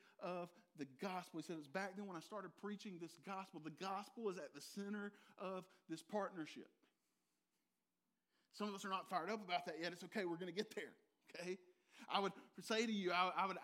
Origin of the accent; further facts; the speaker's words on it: Dublin, Georgia, United States; I said, the Dub is the hub of Middle Georgia.